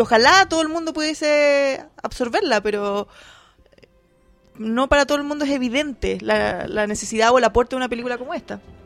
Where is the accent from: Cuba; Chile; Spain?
Chile; Concepción, Biobío; moved away; Concepción, obviamente, en mi ciudad, mi, mi casa